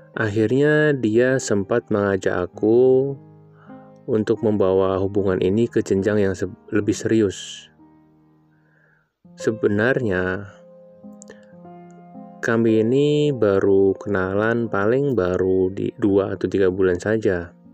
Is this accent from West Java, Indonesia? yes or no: yes; Bandung, West Java, Indonesia; Aku saat ini berusia 26 tahun Aku berasal dari Kota Kembang.